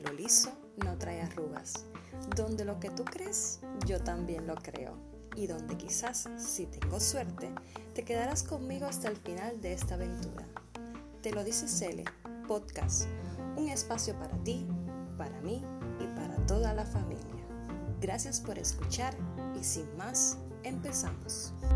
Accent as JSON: {"language": "Spanish", "country": "Cuba", "said": "soy cubana y odontóloga de profesión"}